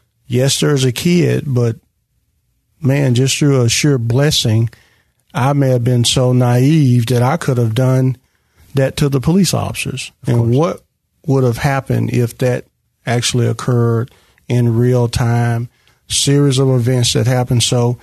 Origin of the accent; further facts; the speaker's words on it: Memphis, Tennessee, United States; growing up in North Memphis